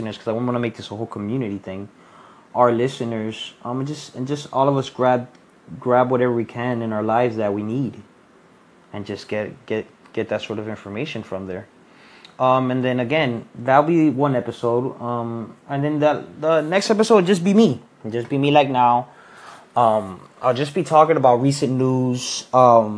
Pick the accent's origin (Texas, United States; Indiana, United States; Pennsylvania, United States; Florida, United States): Florida, United States; Miami; I'm from Miami.